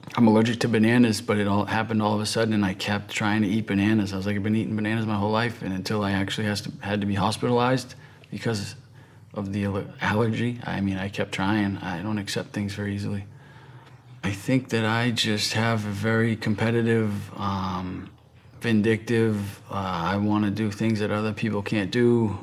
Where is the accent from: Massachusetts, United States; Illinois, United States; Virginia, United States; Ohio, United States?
Massachusetts, United States; right outside of Boston; I'm from the East Coast, from Massachusetts, right outside of Boston. Very, uh, very competitive where I'm from